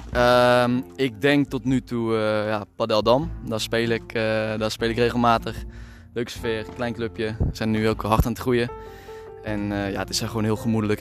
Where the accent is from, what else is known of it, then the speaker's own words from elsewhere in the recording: Veghel, North Brabant, Netherlands; also born or lived in Maastricht; now in Amsterdam, Netherlands; Ik woon in Amsterdam. Geboren in Maastricht, verhuisd naar Veghel